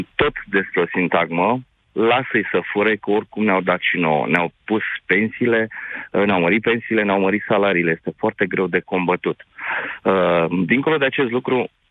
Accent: Târgu Jiu, Gorj, Romania; sunt din Târgu Jiu, din județul Gorj

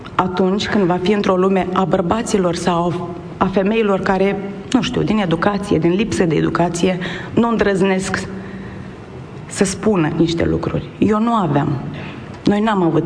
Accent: Moldova; sunt din Basarabia

